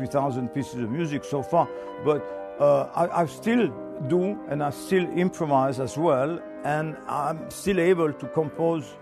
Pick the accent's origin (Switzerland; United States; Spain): Switzerland; moved away; I come from Switzerland originally